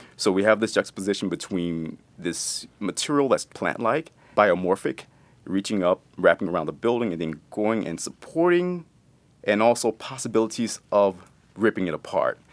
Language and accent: English; East Texas, United States; growing up in Texas